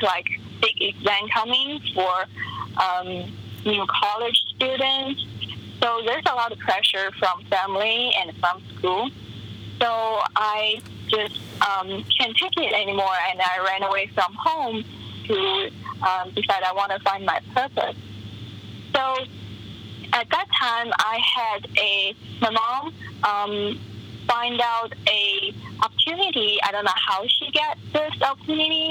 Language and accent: English; China; now in Arizona, United States; I was born and raised in China